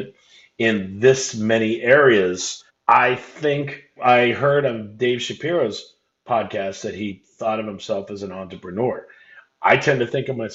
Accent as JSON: {"language": "English", "town": "Anaheim", "region": "California", "country": "United States", "tie": "born or raised there", "said": "I grew up in Anaheim"}